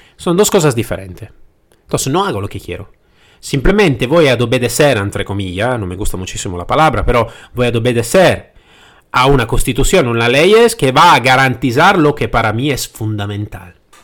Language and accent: Spanish; Italy; Spanish is a second language; moved away as an adult; now in Spain; Yo soy nacido en Italia. Y como podéis escuchar bien al mi acento, no soy nacido en España y no hablo eh, el, el, madre idioma del, del, castellano.